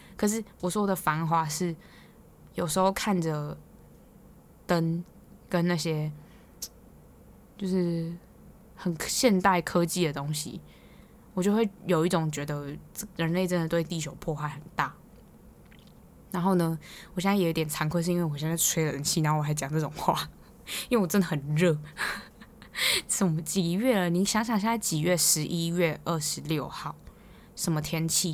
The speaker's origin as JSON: {"language": "Chinese", "town": "Hualien", "region": "Hualien County", "country": "Taiwan", "moved": "yes", "lives_now": "Taipei, Taiwan", "said": "我是花莲人嘛，然后花莲人就是真的看烟火看到烂掉"}